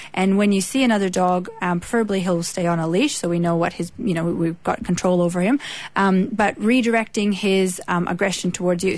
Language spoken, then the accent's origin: English; Canada; accent: Canadian; also born or lived in Australia; now in Edgeworth, Australia; I was born in Canada, been in Australia most of the time since 2001